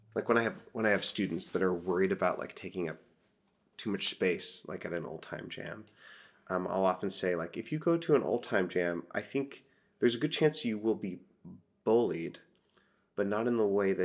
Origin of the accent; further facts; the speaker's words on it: Portland, Oregon, United States; moved away; growing up in Portland, in the Portland area